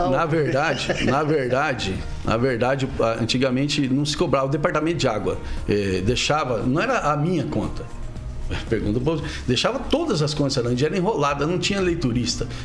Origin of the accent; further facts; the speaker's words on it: Maringá, Paraná, Brazil; born there; now in Sarandi, Brazil; É, então, quem vai para Sarandi, eu nasci em Maringá. Eu fui para Sarandi trabalhar na RT TV. Eu gostei tanto que eu mudei para lá.